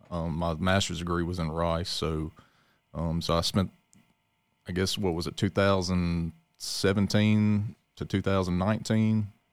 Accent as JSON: {"language": "English", "town": "Leland", "region": "Mississippi", "country": "United States", "tie": "born or raised there", "said": "I'm born and raised in Leland, Mississippi."}